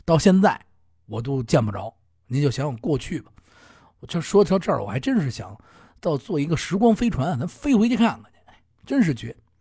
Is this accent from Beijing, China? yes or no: yes; Beijing, China; 南城是咱们家乡啊，宣南嘛